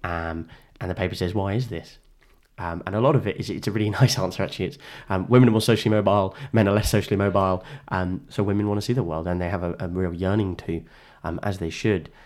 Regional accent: England, United Kingdom; I am inexplicably British, whether I want to be or not, right?

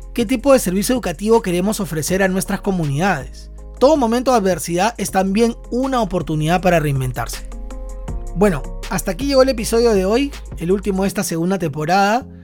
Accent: Peru; also born or lived in Lima, Peru; desde Lima, Perú

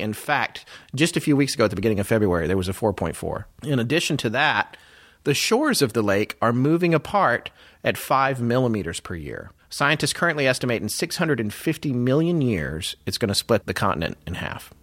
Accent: United States; as an American

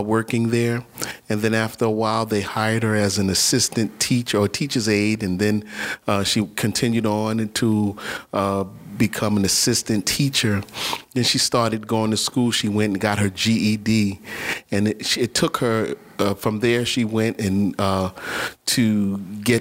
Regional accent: New York City, New York, United States; I was born and raised in New York City. I'm a native New Yorker. I lived in Manhattan, the Lower East Side

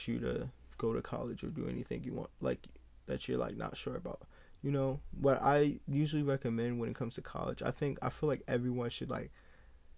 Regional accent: United States; as a young kid growing up in America

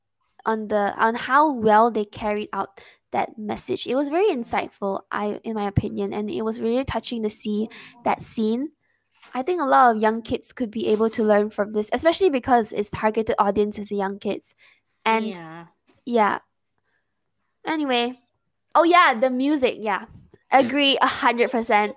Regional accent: Malaysia; I'm Malaysian

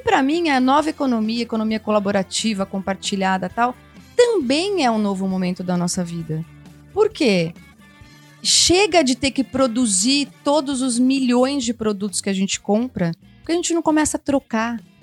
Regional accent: Campinas, São Paulo, Brazil; Eu fui de um corpo de baile super legal em Campinas, sou de Campinas

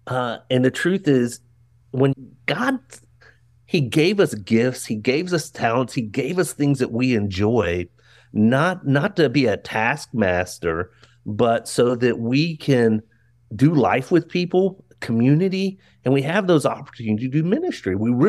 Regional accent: Maryland, United States; In fact, growing up in Maryland, all of our field trips, we'd go to the Smithsonian's, right?

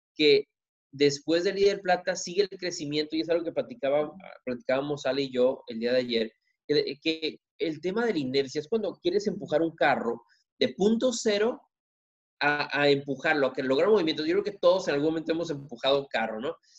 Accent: Ensenada, Tijuana, Baja California, Mexico; vengo de Tijuana, perdón, de Ensenada, Tijuana

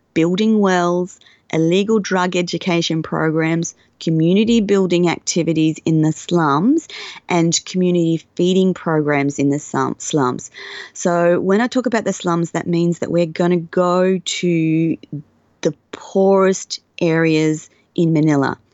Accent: Australia; being Australian and having an Australian passport

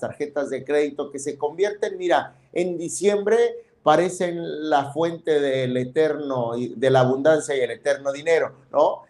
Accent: Tonalá, Chiapas, Mexico; born or raised there

